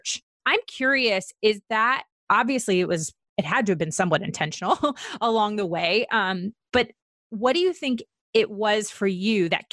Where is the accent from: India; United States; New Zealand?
United States; Virginia; I'm from Virginia